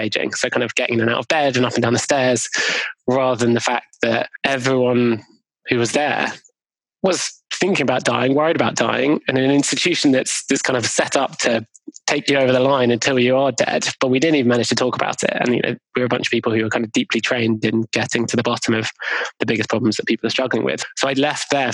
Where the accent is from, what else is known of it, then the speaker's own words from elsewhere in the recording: London, United Kingdom; where I grew up in Golders Green in London